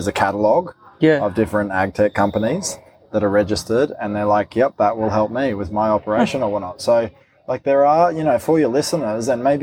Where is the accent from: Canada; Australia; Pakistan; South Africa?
Australia; Queensland; I am a Queenslander